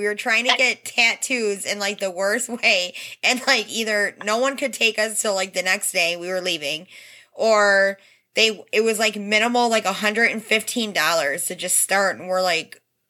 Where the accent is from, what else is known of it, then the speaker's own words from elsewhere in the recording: Detroit, Michigan, United States; We're from the Detroit area.